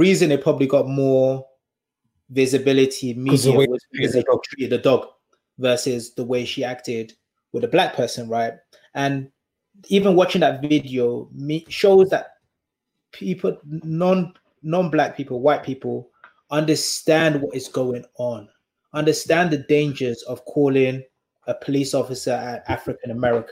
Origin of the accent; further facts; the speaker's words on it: United Kingdom; accent: British; ourselves as black British people